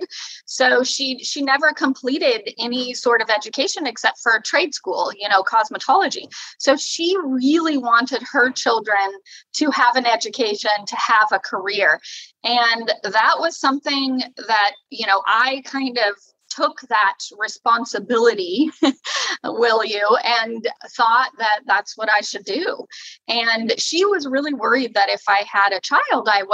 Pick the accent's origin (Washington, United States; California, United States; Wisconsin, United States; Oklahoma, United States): California, United States; moved away as an adult; also born or lived in Sacramento, California; now in Oregon, United States; I was born in Sacramento, California. So I'm from California.